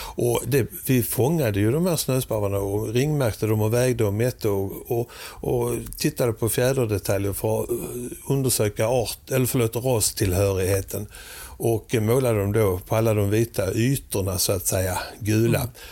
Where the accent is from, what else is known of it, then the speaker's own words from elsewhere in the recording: Sweden; moved away as an adult; also born or lived in Oslo, Norway; vi svenskar